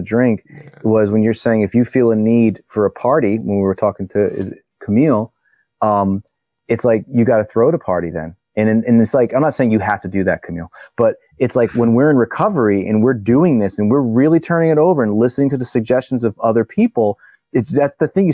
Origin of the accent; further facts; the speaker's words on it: East Coast, United States; being from the East Coast